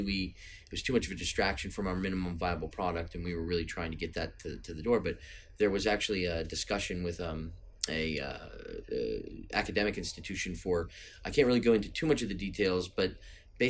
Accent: United States; I'm American

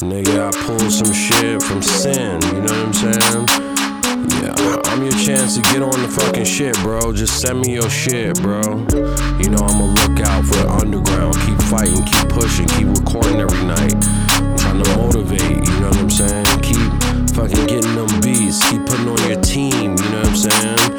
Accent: California, United States; I'm straight from Cali and shit.

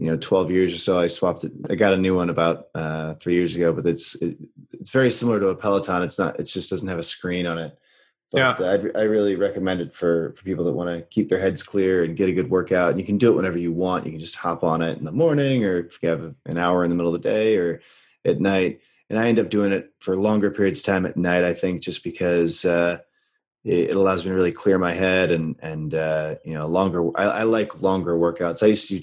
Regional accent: United States; also born or lived in Brazil; Americans don't tend to learn languages when we're little

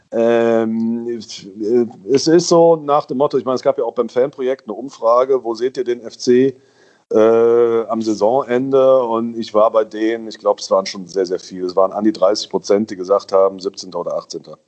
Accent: Köllerbach, Saarland, Germany; in meinem Heimatort in Köllerbach, bei den Sportfreunden Köllerbach, Saarlandliga

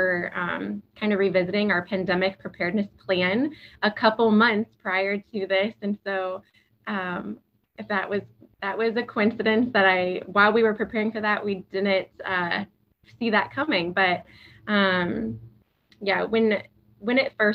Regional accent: Galesburg, Illinois, United States; also born or lived in Texas; I was born and raised in Galesburg.

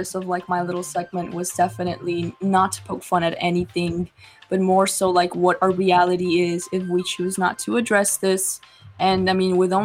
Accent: Chicago, Illinois, United States; I'm from Little Village

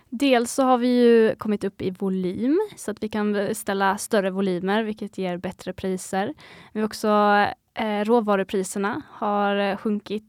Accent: Skåne, Sweden; Vi kommer från Skåne

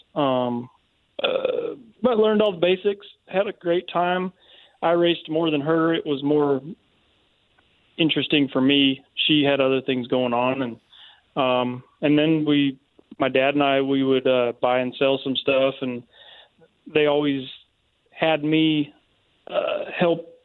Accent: Seattle, Washington, United States; moved away as an adult; also born or lived in Avon, Indiana; now in Alabama, United States; I grew up in Seattle, and when I was about 20, um, I moved to Indiana

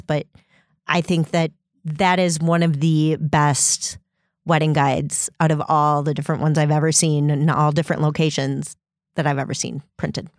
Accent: Stillwater, Minnesota, United States; moved away; also born or lived in Door County; my mom is uh, actually in Minnesota, and that's where I'm originally from

